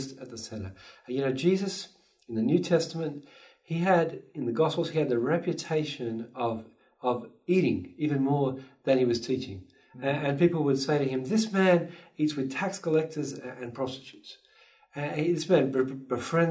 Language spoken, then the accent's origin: English; Australia; moved away as an adult; now in Vancouver, Canada; I'm an Aussie, so I grew up cuddling koalas and hopping with kangaroos